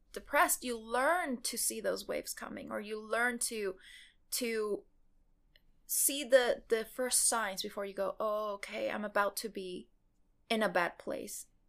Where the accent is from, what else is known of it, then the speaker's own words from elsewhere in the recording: Mexico; moved away; me growing up in Mexico